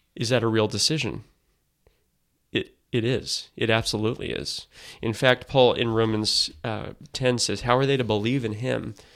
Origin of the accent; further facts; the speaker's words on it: United States; as Americans